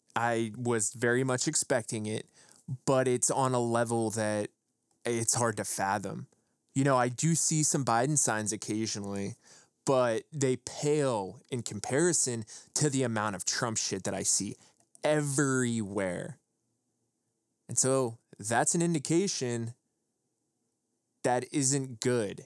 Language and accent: English; Western Pennsylvania, United States; moved away as an adult; also born or lived in Los Angeles, California; to go back to Appalachia, to where I grew up in Western P